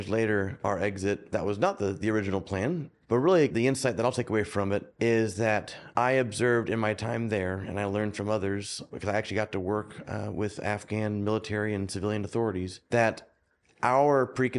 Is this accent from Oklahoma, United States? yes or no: yes; Oklahoma, United States; So I was the weirdo from Oklahoma that played ice hockey, and I loved it.